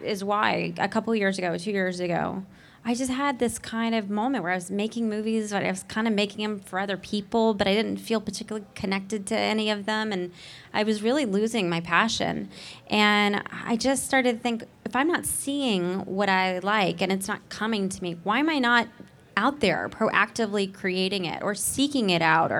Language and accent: English; Nashville, Tennessee, United States; I grew up in Nashville, Tennessee, with parents who were a doctor and a nurse